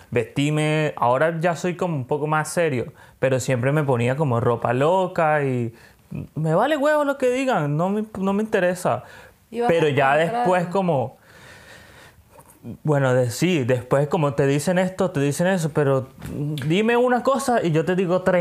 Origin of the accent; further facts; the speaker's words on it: Venezuela; also born or lived in Colombia; Pero pero yo soy Beneco, Yo soy venezolano y colombiano.